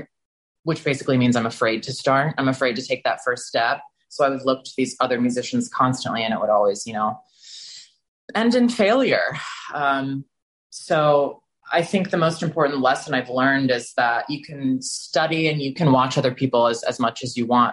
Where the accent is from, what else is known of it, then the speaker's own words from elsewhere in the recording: Texas, United States; moved away; growing up in Texas as a gay male